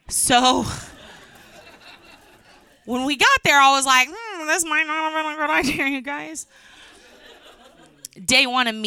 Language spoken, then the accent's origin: English; San Antonio, Texas, United States; moved away; I'm happy to be back in my hometown, San Antonio